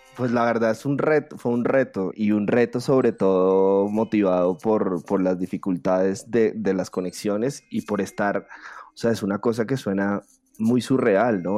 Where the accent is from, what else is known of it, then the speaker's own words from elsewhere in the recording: Bogotá, Colombia; soy artista visual bogotano